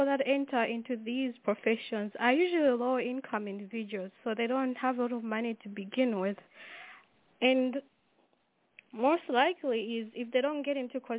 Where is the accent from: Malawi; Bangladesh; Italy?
Malawi; moved away; I am from Malawi